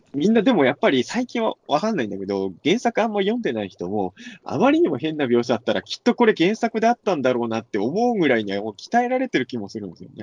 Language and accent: Japanese; rural Ibaraki, Japan; 俺なんか茨城の田舎の人だから